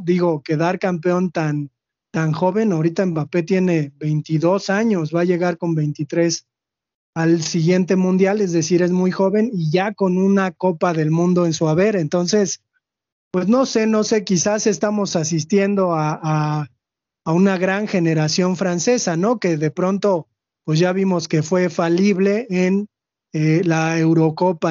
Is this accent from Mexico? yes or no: yes; Mexico; nosotros los mexicanos